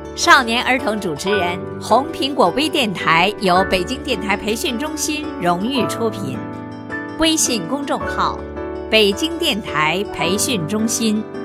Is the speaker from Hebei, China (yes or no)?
no; Dalian, Liaoning, China; 我来自辽宁省大连市